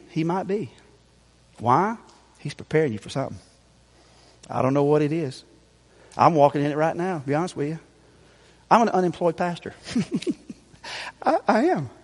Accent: Greer, South Carolina, United States; I told y'all last night I'm from Greer. But I wasn't completely honest. Where I grew up is actually called Sunnyside

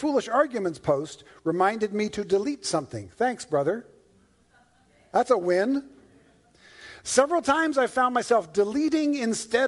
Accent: Toronto, Ontario, Canada; also born or lived in Newfoundland; now in California, United States; I was born in Newfoundland and raised in Toronto

